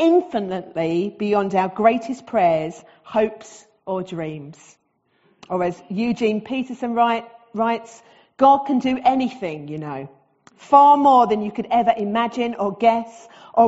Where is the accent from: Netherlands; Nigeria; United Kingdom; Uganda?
United Kingdom; Southend-on-Sea, East of England; accent: Essex; also born or lived in Barking; now in Wickford, United Kingdom; as you can tell from my accent, I am Essex born and bred. So I was born in Barking. Most of my life I've lived in the South End.